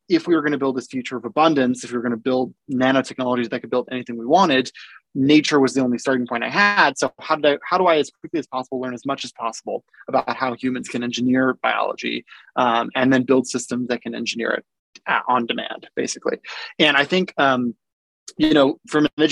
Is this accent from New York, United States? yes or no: no; Davis, California, United States; also born or lived in Boulder, Colorado / Yugoslavia / Central Valley, California; I was growing up in Davis, California